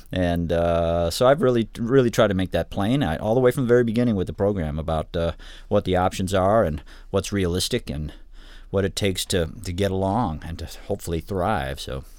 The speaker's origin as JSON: {"language": "English", "town": "Ann Arbor", "region": "Michigan", "country": "United States", "tie": "born or raised there", "lives_now": "Kalamazoo, United States", "said": "I grew up in Ann Arbor originally"}